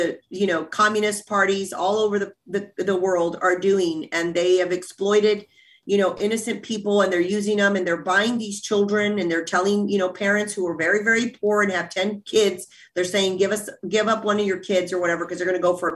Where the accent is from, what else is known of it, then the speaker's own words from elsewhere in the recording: South Texas, United States; moved away; I grew up in South Texas